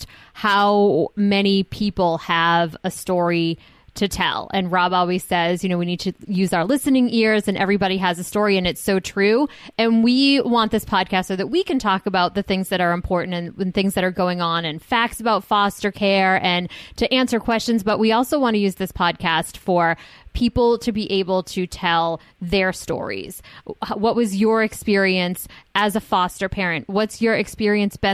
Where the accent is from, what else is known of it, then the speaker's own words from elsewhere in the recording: Massachusetts, United States; I grew up in Massachusetts